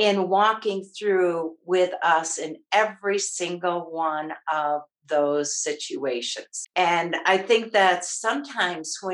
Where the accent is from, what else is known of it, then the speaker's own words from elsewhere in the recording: Michigan, United States; moved away as an adult; also born or lived in Maryland; now in Colorado, United States; I always say I grew up in Michigan. I raised my kids in Maryland, and I now enjoy being a Nana in Colorado